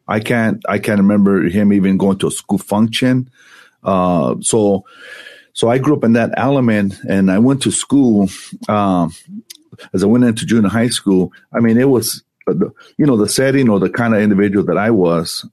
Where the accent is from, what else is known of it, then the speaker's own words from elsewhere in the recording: Santa Ana, California, United States; I grew up in Santa Ana, it's it's the LA of Orange County